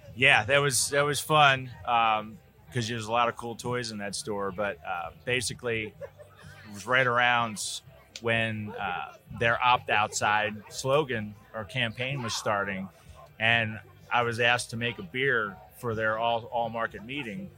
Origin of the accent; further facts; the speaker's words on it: Midwest, United States; I'm from the Midwest